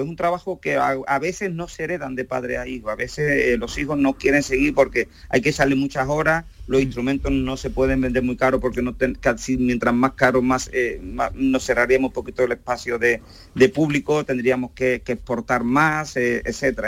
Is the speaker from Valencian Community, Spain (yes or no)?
no; Camas, Andalusia, Spain; Yo soy originalmente de Camas, un pueblecito de Sevilla